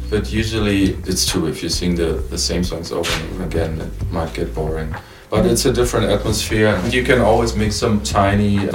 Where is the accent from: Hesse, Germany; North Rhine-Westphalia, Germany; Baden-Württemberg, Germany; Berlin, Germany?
Berlin, Germany; I was born in Berlin and we all based actually in Berlin